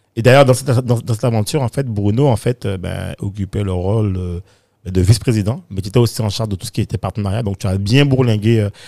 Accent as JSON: {"language": "French", "country": "Guadeloupe", "also_born_or_lived": "Bedford, England / Paris, France", "moved": "yes", "said": "je suis parti de, de la Guadeloupe, enfin des Antilles, hein, enfin de la Caraïbe"}